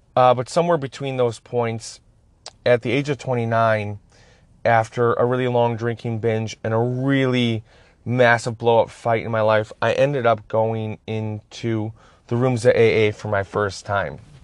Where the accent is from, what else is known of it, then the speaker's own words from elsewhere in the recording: Escanaba, Michigan, United States; I grew up in Escobedo, Michigan